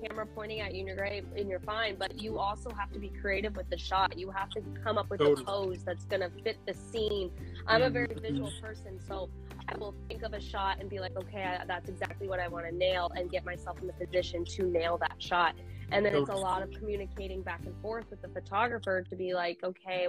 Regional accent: Portland, Oregon, United States; I'm actually from Portland

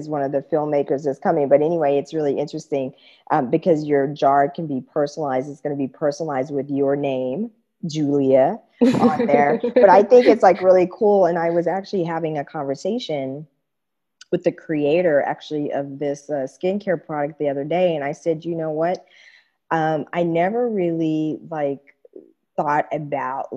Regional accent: Kansas, United States; moved away as an adult; also born or lived in Japan; I grew up in Kansas, you know, and that's the middle, the heart of America, the Bible Belt

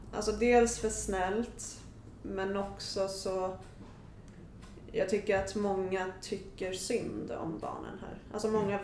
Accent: Sweden; Men jag är född och uppvuxen här i Sverige

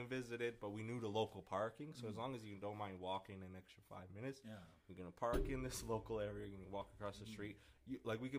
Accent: Alberta, Canada; So, like, when I came from Alberta, like, I was like, damn, Niagara Falls.

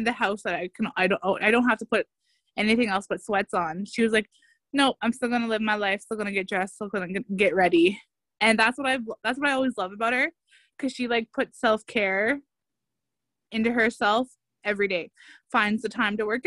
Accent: Northern Ontario, Canada; moved away as an adult; now in Toronto, Canada; when we grew up in the North

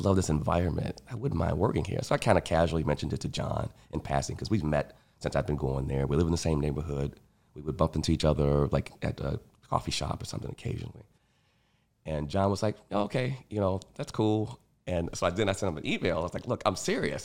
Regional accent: Chicago, Illinois, United States; I grew up on the South Side, very sort of sheltered

